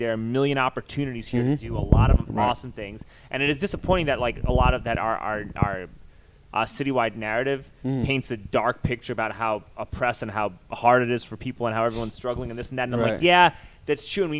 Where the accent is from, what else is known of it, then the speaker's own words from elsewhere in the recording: New York City, New York, United States; now in Austin, United States; I grew up in New York City. I left there for a reason.